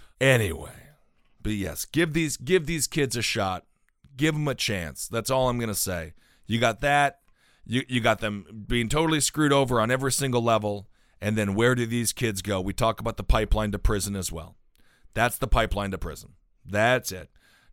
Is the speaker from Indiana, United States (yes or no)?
no; Milwaukee, Wisconsin, United States; I grew up in Wisconsin, not in Colorado.